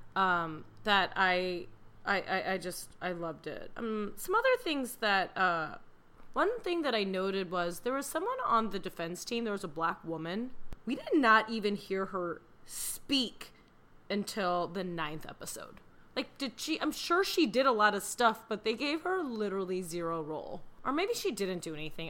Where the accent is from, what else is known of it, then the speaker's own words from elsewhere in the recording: Chicago, Illinois, United States; I'm from Chicago